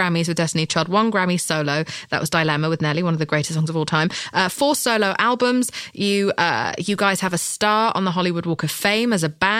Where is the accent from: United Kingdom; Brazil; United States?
United Kingdom; I'm British.